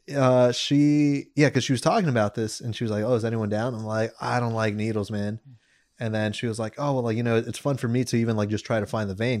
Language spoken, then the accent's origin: English; Santa Monica, California, United States; I'm from Santa Monica.